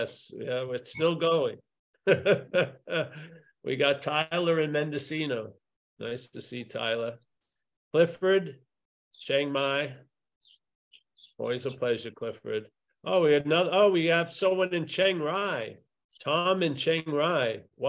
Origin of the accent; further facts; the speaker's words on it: Ireland; I'm not from there. No, I'm from Ireland. Ireland.